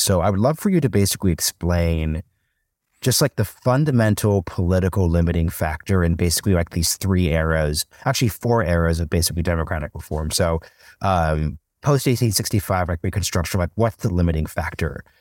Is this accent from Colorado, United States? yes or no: no; Oregon, United States; now in Austin, United States; growing up in Oregon, we were just a vote by mail state.